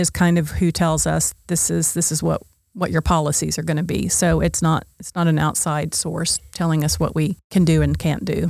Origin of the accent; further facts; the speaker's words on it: Oklahoma, United States; I chose Oklahoma State because I was from Oklahoma